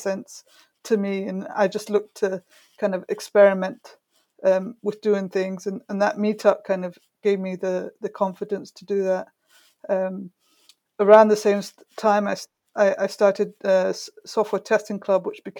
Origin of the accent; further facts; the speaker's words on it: Brighton, South East England, United Kingdom; my hometown, Brighton, which isn't far from London